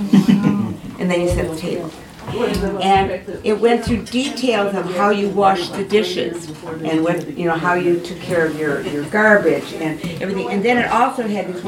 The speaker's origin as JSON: {"language": "English", "town": "Milwaukee", "region": "Wisconsin", "country": "United States", "tie": "born or raised there", "said": "I'm from Milwaukee"}